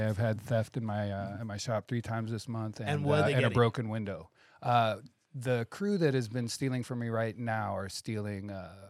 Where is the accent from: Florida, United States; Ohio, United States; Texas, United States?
Ohio, United States; Akron; I grew up poor in Akron, Ohio, with a single mother.